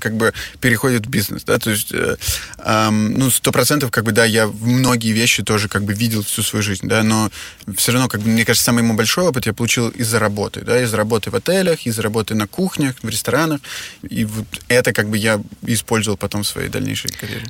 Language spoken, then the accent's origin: Russian; Moscow, Russia; also born or lived in Czech Republic / Germany / Switzerland / Shanghai; now in Kyiv, Ukraine; я родился в Москве, э, и в Москве прожил а, как бы все свое детство, после чего я, мы с моей семьей эмигрировали в Чехию